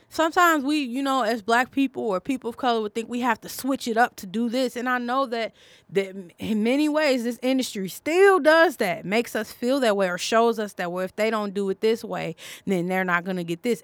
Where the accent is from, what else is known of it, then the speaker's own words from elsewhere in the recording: Chicago, Illinois, United States; I'm from Chicago